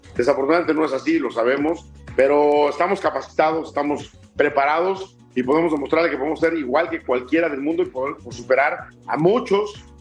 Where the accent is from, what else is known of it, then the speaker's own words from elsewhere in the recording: Mexico; porque soy mexicano